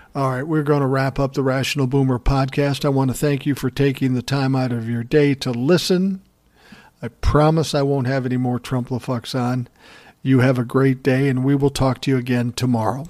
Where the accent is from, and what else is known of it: Minnesota, United States; born or raised there